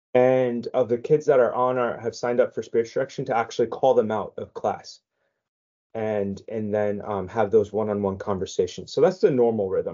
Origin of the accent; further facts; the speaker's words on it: San Diego, California, United States; I was born and raised in San Diego, so my high school years were were out here in San Diego